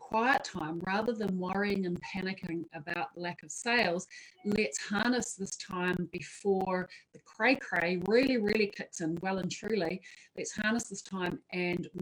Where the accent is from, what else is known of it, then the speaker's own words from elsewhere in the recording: Wellington, New Zealand; I've just arrived back in Wellington, my hometown, which I love and adore.